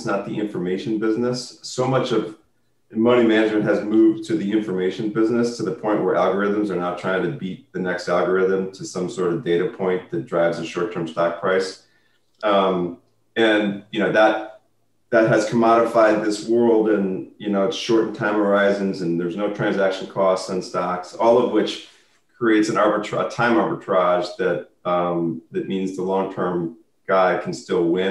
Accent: Chicago, Illinois, United States; I grew up in Chicago.

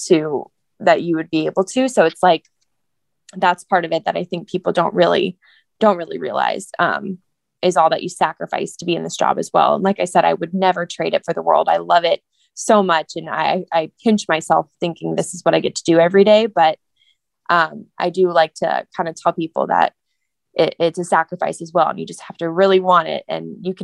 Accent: Georgia, United States; I'm from Georgia.

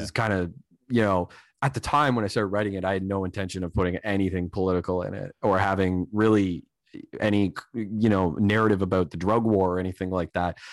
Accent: Canada; I'm a Canadian

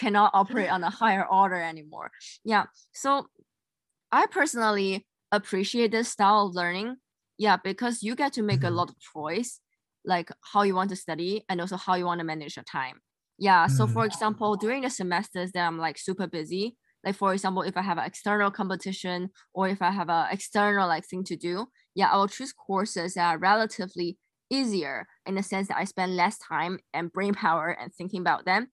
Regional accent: Singapore; moved away as an adult

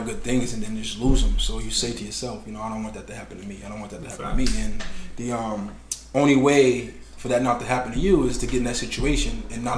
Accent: Boston, Massachusetts, United States; Growing up in Mission Hill, in the city of Roxbury, you don't get a chance to value other people's culture

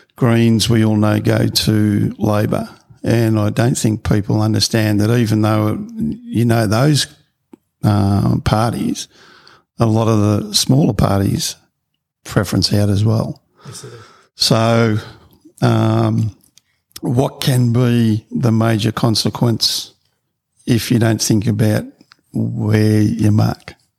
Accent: Victoria, Australia; also born or lived in Queensland; now in Gold Coast, Australia; I grew up in Victoria

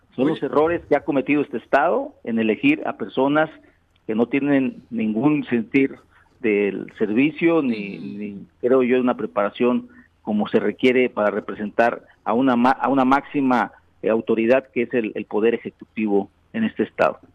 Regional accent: Yautepec, Morelos, Mexico; una calle en mi pueblo, Yautepec

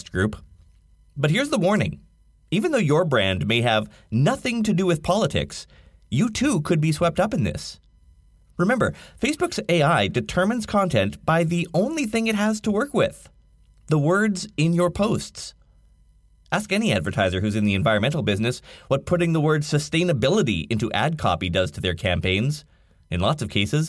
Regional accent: Canada; I'm Canadian

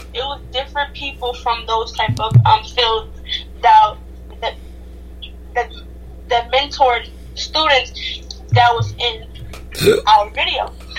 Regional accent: Jamaica; I am Jamaican, and my mom is South African.

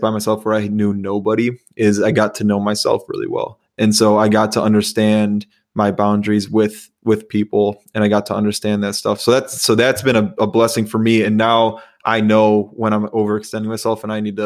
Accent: Chicago, Illinois, United States; also born or lived in Iowa; now in Minnesota, United States; I'm from Chicago, went to school in Iowa, and I live in Minnesota

